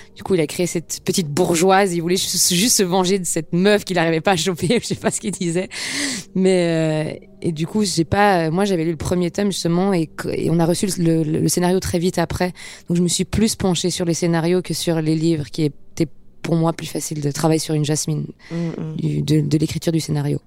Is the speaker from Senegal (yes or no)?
no; Geneva, Switzerland; moved away as an adult; now in Paris, France; à Genève, dans ma classe, euh, on parle tous plein de langues